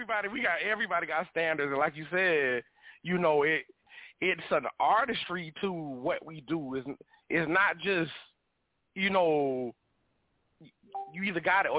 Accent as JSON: {"language": "English", "town": "Wilmington", "region": "North Carolina", "country": "United States", "said": "I'm from Wilmington, North Carolina, on the East Coast."}